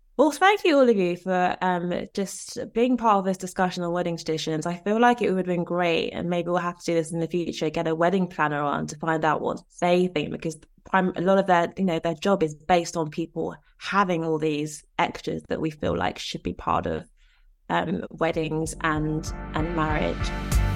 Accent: Nigeria; I'm Nigerian

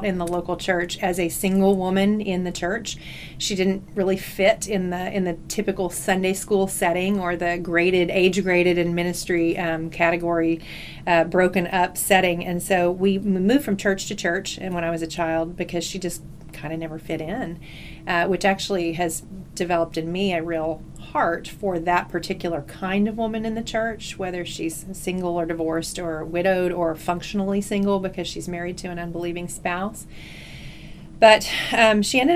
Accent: North Texas, United States; also born or lived in Alabama / Houston / Dallas; I was actually born in Alabama, but at this point, I've been here since I was 3 years old in Texas, so I think I need to claim that I am, in fact, a Texan, and was raised in Texas

